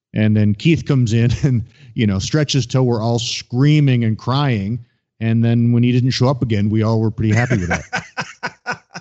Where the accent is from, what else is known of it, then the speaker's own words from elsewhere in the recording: Ontario, Canada; I grew up in Ontario